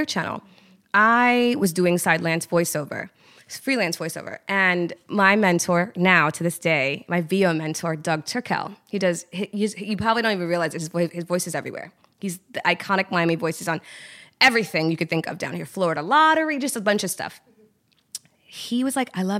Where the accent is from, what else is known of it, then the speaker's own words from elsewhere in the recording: Trinidad & Tobago; we're Trinidadian, but Trinidad is a melting pot